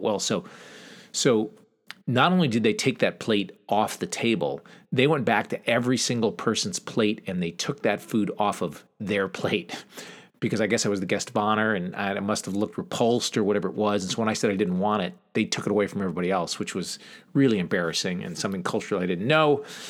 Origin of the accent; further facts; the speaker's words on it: southeastern Connecticut, United States; I grew up in Connecticut, southeastern Connecticut to be exact, kind of on the border of Rhode Island, close to the coast, a small farm town